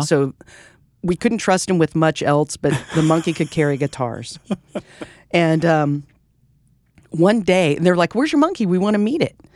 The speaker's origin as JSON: {"language": "English", "town": "Fort Worth", "region": "Texas", "country": "United States", "said": "we're from Fort Worth"}